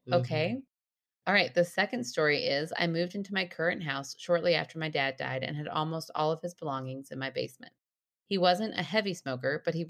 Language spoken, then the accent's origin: English; Michigan, United States; I grew up in the Rust Belt, 45 minutes north of Detroit. I was born in the city, but had the privilege of growing up in a small town with lots of fields and woods to play and roam around in.